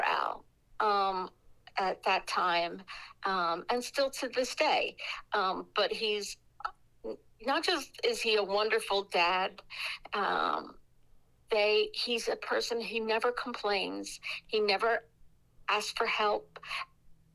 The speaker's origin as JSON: {"language": "English", "town": "Montclair", "region": "New Jersey", "country": "United States", "tie": "born or raised there", "lives_now": "Hawthorne, United States", "said": "I grew up in Montclair. I went to Montclair High School."}